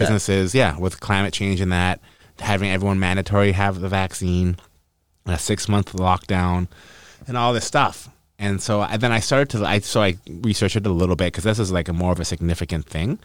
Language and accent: English; North Vancouver, British Columbia, Canada; I'm from North Van, actually